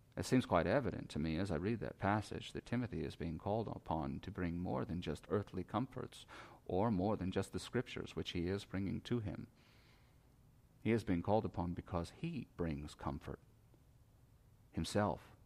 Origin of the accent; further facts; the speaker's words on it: United States; we as American Christians